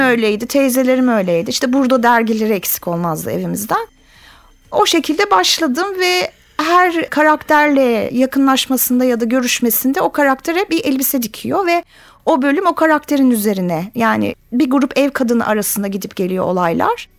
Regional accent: Zonguldak, Turkey; Ben Zonguldaklıyım.

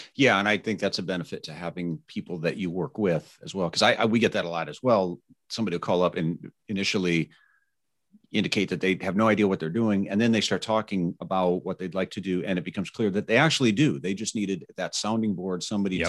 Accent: Indiana, United States; my home state of Carmel, Indiana

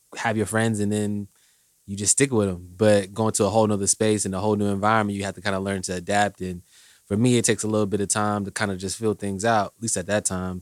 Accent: Indianapolis, Indiana, United States; also born or lived in Washington, D.C.; I'm from, originally from D C, but I went to high school here, so I say I'm from Indy

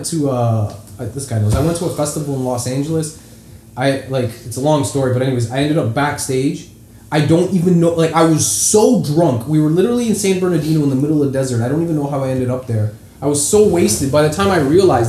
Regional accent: Toronto, Ontario, Canada; I was from Toronto

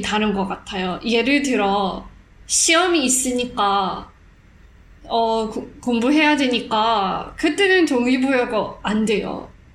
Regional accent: South Africa; first language Afrikaans; Korean is a second language; now in Singapore; 저는 남아공에서 태어났지만 어, 해외에서 많이 살던

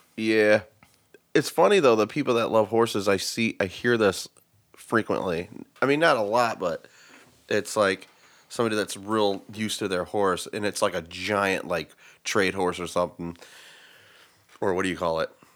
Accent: Vermilion, Ohio, United States; I've been twelve or thirteen in the Harbortown Trailer Park in Vermillion, Ohio

